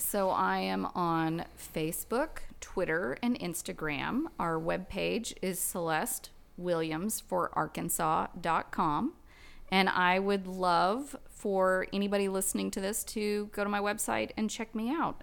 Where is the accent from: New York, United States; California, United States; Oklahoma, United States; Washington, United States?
Oklahoma, United States; Guthrie; now in Bentonville, United States; I grew up in Gultry, Oklahoma with nineteen people in my graduating cra-, class